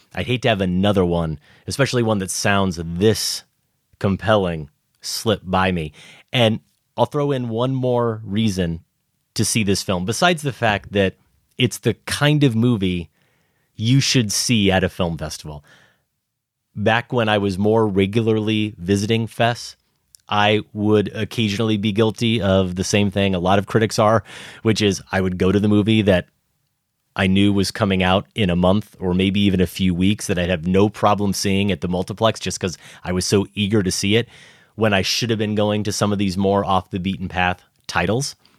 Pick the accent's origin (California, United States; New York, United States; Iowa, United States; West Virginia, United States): Iowa, United States; growing up in Iowa